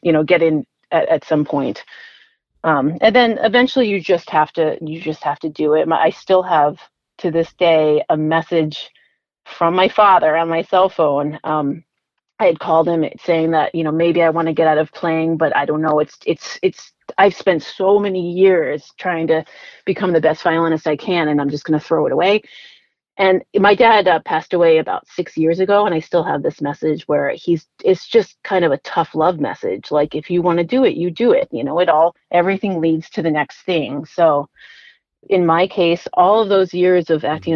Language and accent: English; Rhode Island, United States; I grew up in Rhode Island, um, so the smallest state in the union